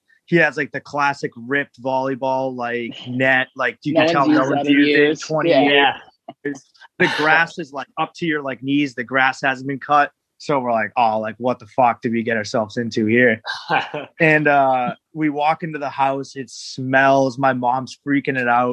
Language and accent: English; New Hampshire, United States; I'm from New Hampshire